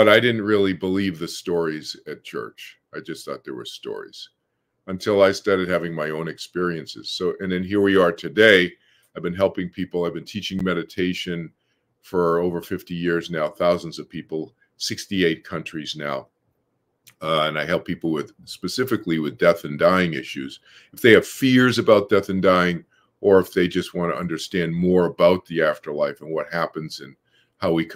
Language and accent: English; Boston, Massachusetts, United States; I was born in Boston, Massachusetts, grew up in a suburb there